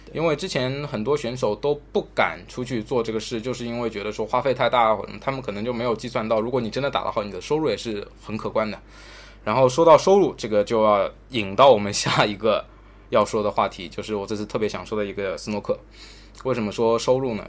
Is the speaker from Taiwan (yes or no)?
no; China; 作为一个中国人